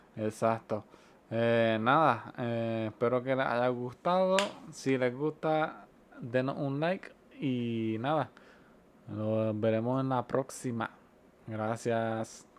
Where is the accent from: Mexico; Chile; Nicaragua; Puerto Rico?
Puerto Rico; nosotros somos de Puerto Rico